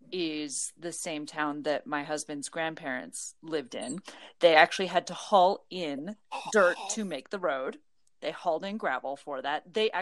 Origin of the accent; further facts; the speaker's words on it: Nebraska, United States; moved away; So I am originally from Nebraska.